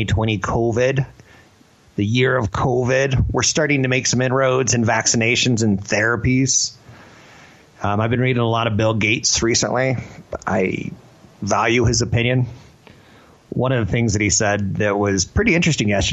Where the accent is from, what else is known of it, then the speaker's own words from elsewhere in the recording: Canada; I'm a pipsqueak from Canada.